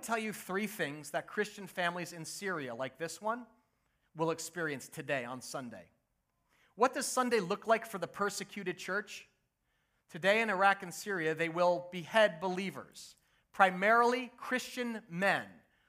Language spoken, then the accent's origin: English; United States; also born or lived in New Jersey; I grew up in the United States